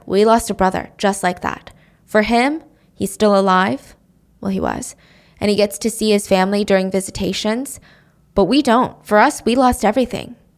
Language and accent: English; United States; being an American